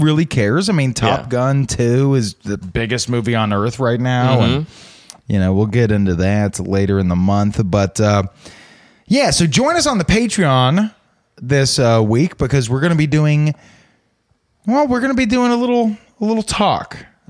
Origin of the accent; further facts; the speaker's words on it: Atlanta, Georgia, United States; I grew up in Atlanta, Georgia.